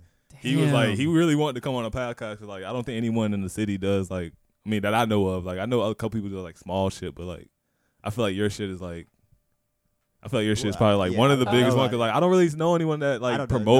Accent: Orlando, Florida, United States; I'm from Orlando, Florida.

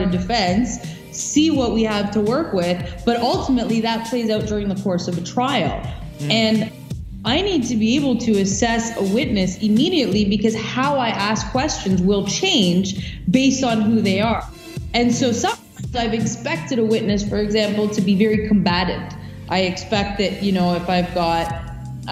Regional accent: Canada; we, as Canadian citizens

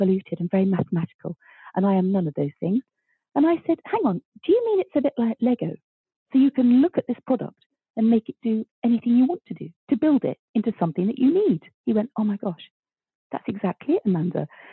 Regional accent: London, United Kingdom; I was born in Stepney and my grandparents were, you know, dockers, East End stock through and through

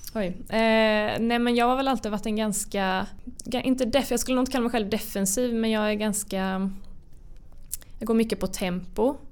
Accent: Karlskrona, Blekinge, Sweden; jag kommer ju från Karlskrona som är en relativt liten mm. stad.

